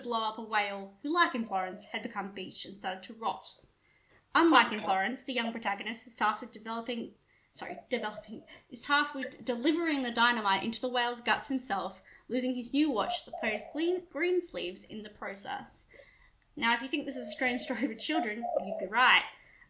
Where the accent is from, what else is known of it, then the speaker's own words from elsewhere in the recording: Australia; As Australians